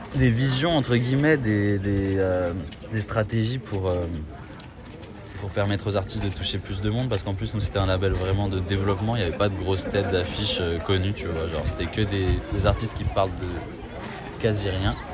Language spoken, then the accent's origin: French; Paris, Île-de-France, France; J'ai 23 ans, je suis parisien.